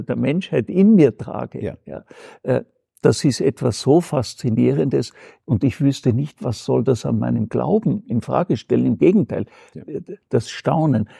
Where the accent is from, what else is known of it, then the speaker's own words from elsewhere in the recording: Austria; bei uns in Österreich